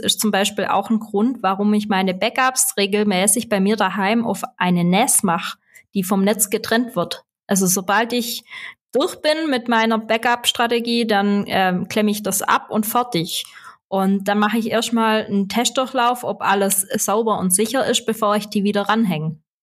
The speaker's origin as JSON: {"language": "German", "region": "Swabia", "country": "Germany", "accent": "Swabian", "said": "dann verstehst du auch meinen schwäbischen Akzent"}